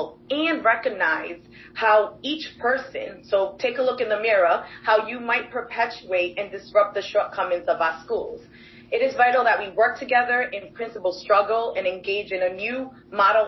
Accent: Providence, Rhode Island, United States; I grew up in Providence, and I attended and graduated from Classical High School

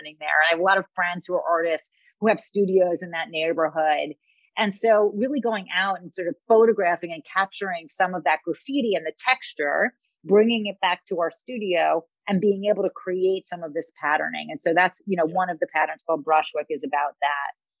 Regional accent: New York City, New York, United States; I grew up in Queens, which is one of the boroughs of New York.

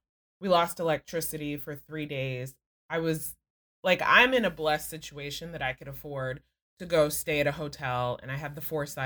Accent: Texas, United States; also born or lived in New York City; I am born and raised in Texas, first-gen American

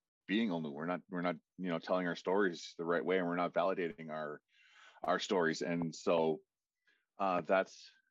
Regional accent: Listuguj, Quebec, Canada; moved away as an adult; also born or lived in Ottawa; I'm from Listuguj

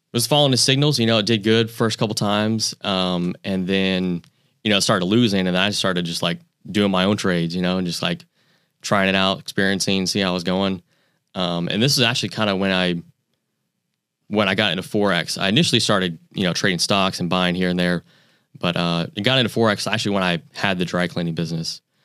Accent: Pensacola, Florida, United States; also born or lived in New York; I grew up in Pensacola

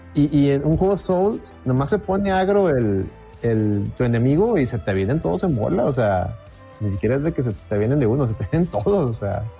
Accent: Monterrey, Nuevo León, Mexico; somos de Monterrey

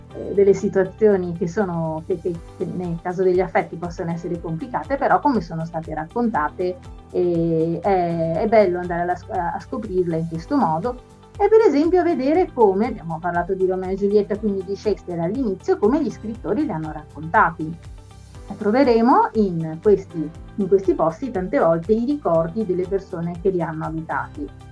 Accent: Veneto, Italy; la mia regione d'origine, il Veneto

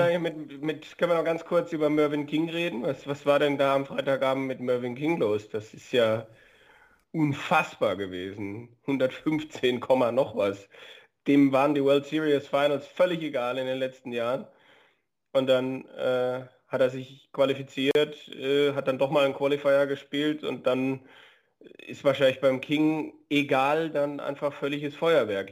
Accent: Germany; bei uns in Deutschland

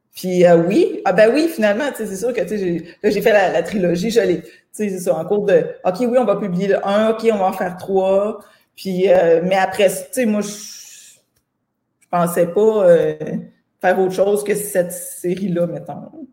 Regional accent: Saint-Pamphile, Quebec, Canada; En fait, je viens d'une petite ville qui s'appelle Saint-Pamphile

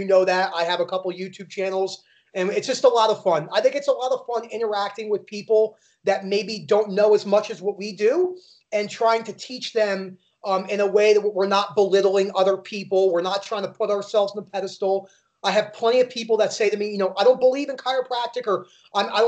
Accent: New Jersey, United States; also born or lived in Florida; now in Colorado Springs, United States; I was born and raised in New Jersey outside of Manhattan.

